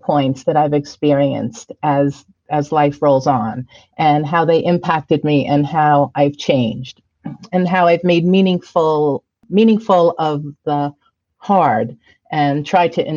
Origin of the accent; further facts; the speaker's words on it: Valley Stream, New York, United States; moved away as an adult; also born or lived in Brooklyn, New York / Florida; now in Sedona, United States; I was born in Brooklyn, like you said, but I grew up in Valley Stream